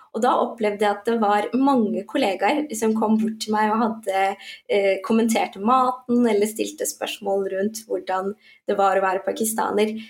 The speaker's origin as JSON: {"language": "Norwegian", "country": "Norway", "tie": "born or raised there", "said": "jeg nettopp har fått og oppvokst her, så føler jeg mer at jeg har sterkere røtter til den norske kulturen"}